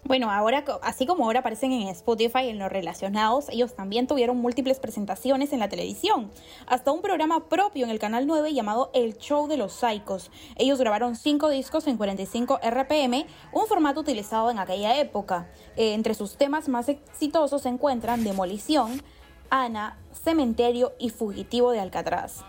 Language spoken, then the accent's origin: Spanish; Peru; como peruanos